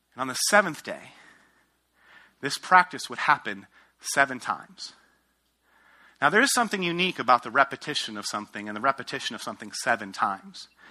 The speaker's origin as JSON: {"language": "English", "region": "outside of New York City", "country": "United States", "tie": "born or raised there", "also_born_or_lived": "Ohio / Denver, Colorado", "moved": "as an adult", "said": "I grew up outside of New York City, went to school at Ohio State, planted a church in Denver, Colorado"}